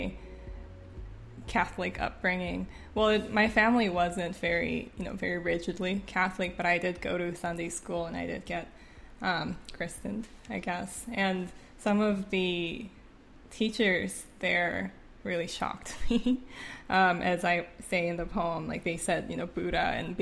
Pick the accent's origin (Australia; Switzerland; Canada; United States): Canada; first language Korean; English is a second language; moved away; When I was growing up in Canada, I didn't write a lot in Korean because I wanted to speak English better